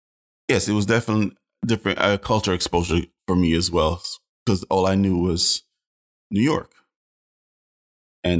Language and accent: English; Jamaica; Man, I'm Jamaican. First and foremost, my art bleed.